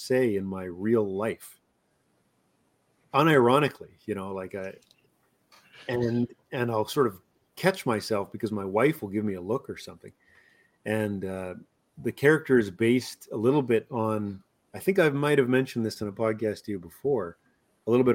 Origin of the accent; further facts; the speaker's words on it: the Texas of Canada, Alberta, Canada; I'm already from the Texas of Canada